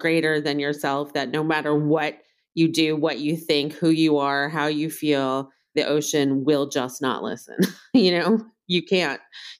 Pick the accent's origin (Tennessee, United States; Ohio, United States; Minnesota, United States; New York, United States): New York, United States; New York City; moved away; also born or lived in Hawaii; I grew up in Manhattan